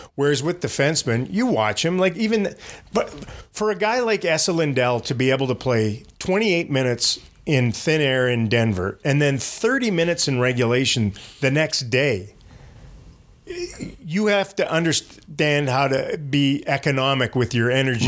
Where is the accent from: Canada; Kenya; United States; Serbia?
Canada; moved away; I'm from Canada